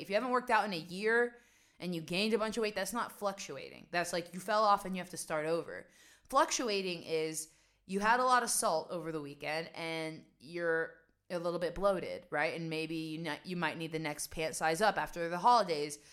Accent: West Virginia, United States; also born or lived in New York; now in Amsterdam, Netherlands; I grew up in West Virginia and this was at a time when nobody had internet.

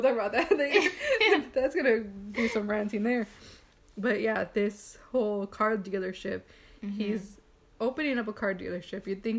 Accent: South Texas, United States; we're from Texas, South Texas. I guess football is kind of a big thing here.

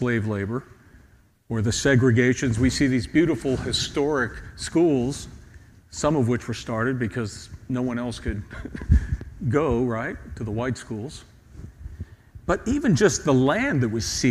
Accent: Pittsburgh, Pennsylvania, United States; now in Washington, D.C., United States; I'm from Pittsburgh

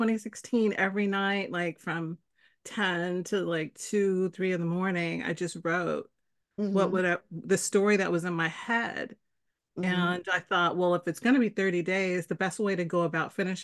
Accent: San Francisco, California, United States; also born or lived in Canada; born and raised in San Francisco, one of the rare ones, and spent pretty much most of my life here, except for 5 years where I lived in Canada

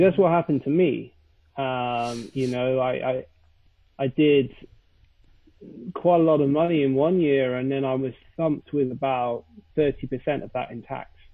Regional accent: United Kingdom; accent: British, posh; now in London, United Kingdom; I am British with my beautiful British accent

